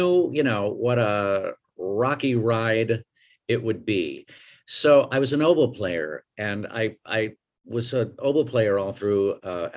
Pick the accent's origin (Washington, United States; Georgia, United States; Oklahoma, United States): Oklahoma, United States; Tulsa; also born or lived in Elmhurst, Illinois; I was born in Illinois in Elmhurst. And then my mom got divorced and we moved to Oklahoma. My stepdad got transferred to Oklahoma City and then finally to Tulsa, which is what I kind of consider my hometown. I was there from 4th grade on.